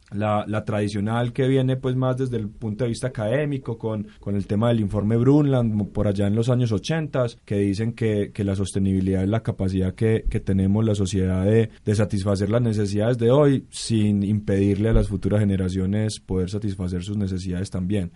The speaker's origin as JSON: {"language": "Spanish", "country": "Colombia"}